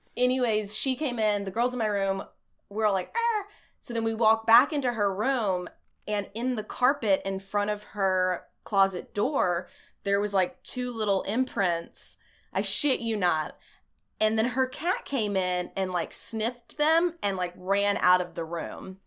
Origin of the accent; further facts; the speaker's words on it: East Texas, United States; I grew up in East Texas, like rural country area